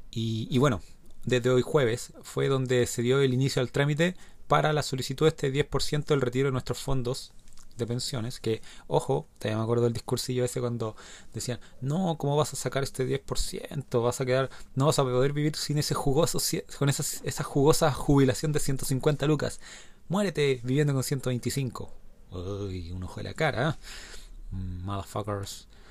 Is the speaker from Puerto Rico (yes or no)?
no; Chile; los que somos chilenos